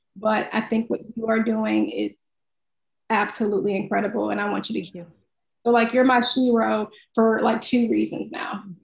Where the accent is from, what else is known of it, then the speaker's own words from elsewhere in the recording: Midwest, United States; I'm from the Midwest